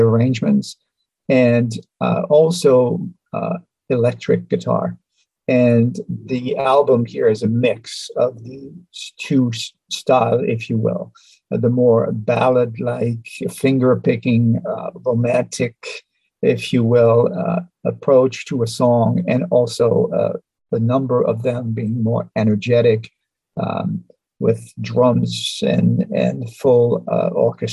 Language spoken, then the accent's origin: English; France; moved away as an adult; also born or lived in Geneva, Switzerland; now in New York City, United States; I was born in Europe, in France, near Switzerland.